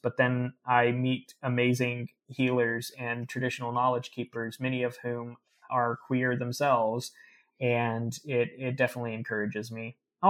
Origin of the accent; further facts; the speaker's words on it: the Ozarks, United States; people don't believe I'm from the Ozarks because I don't have the accent.